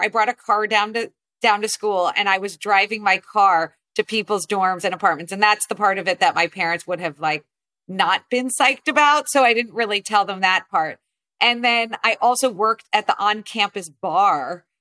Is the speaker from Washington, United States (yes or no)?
no; New Jersey, United States; I grew up primarily in New Jersey